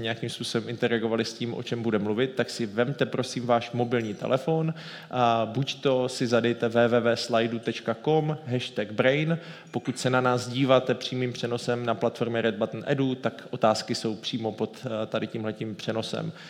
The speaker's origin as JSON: {"language": "Czech", "town": "Ostrava", "region": "Moravian-Silesian Region", "country": "Czechia", "said": "jako Ostravák"}